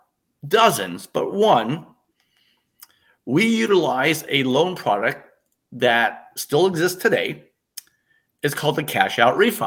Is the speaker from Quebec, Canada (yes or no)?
no; Toronto, Ontario, Canada; moved away; I'm born in Toronto.